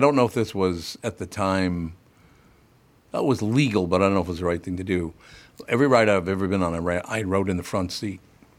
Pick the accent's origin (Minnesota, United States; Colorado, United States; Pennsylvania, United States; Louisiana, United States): Minnesota, United States; Minneapolis; I grew up in North Minneapolis, loved growing up there.